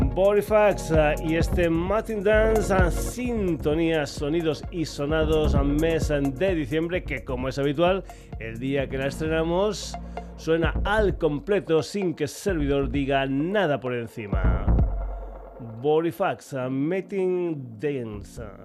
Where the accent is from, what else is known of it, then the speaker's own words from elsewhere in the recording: Extremadura, Spain; gente de mi tierra de Extremadura